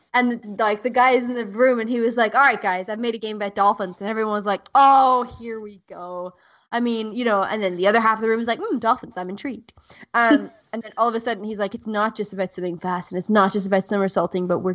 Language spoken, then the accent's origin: English; South Africa; I grew up in South Africa